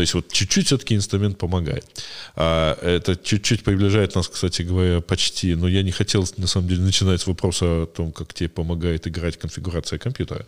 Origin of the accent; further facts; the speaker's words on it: a small town near Cherkasy, Cherkasy Oblast, Ukraine; вот я в в 90-м году э, ходил на специальный компьютерный клуб, э, значит, э, у нас был в небольшом городке под Черкасами